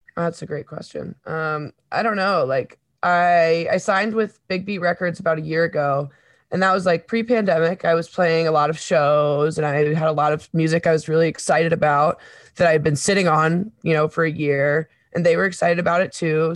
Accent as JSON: {"language": "English", "town": "Webster Groves", "region": "Missouri", "country": "United States", "tie": "born or raised there", "also_born_or_lived": "Saint Paul, Minnesota", "said": "when I was ten, I moved from Saint Paul, Minnesota to Webster Groves, Missouri"}